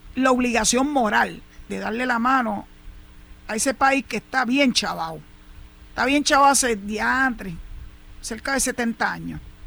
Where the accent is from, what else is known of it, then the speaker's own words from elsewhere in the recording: Puerto Rico; el vínculo tan estrecho que hay entre Puerto Rico y los Estados Unidos, del cual somos ciudadanos americanos